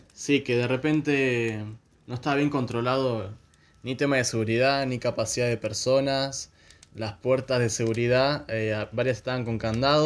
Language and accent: Spanish; Argentina; soy argentino.